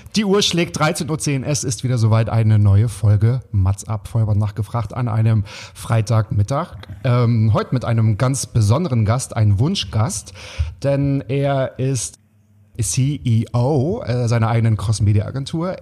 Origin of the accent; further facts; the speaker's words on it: Waren, Mecklenburg-Vorpommern, Germany; moved away; also born or lived in Berlin; ich komme aus Waren an der Mühre